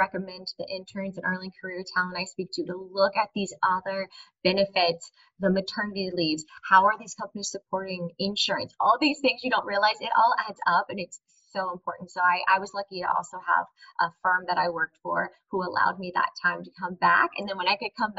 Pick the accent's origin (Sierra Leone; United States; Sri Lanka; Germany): United States; Cary, North Carolina; also born or lived in New York City; I'm born and raised in Cary, North Carolina